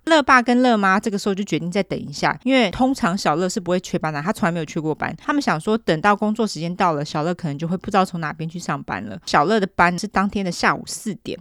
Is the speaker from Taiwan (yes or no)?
yes; Taiwan; 我们台湾人